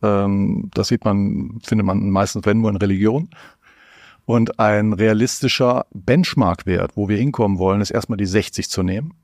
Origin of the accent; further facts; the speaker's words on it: North Rhine-Westphalia, Germany; komme ich aus Nordrhein-Westfalen